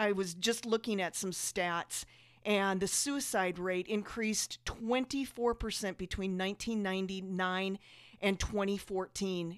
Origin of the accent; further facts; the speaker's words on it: South Dakota, United States; we grew up in South Dakota, so it's freezing cold.